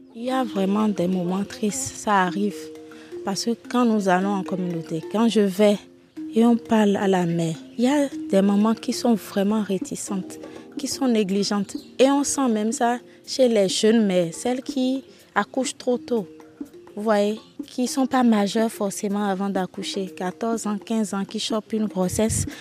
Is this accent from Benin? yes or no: yes; Bohicon, Zou, Benin; j'ai grandi à Boycon, à côté. Une partie de mon enfance à Boycon. Donc je suis locuteur fond, je parle bien fond